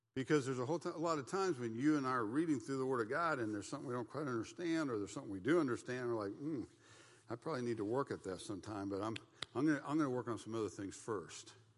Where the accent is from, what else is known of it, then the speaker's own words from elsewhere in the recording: United States; I thought I was a Christian because I was an American. And I, as an American, we're the Christian nation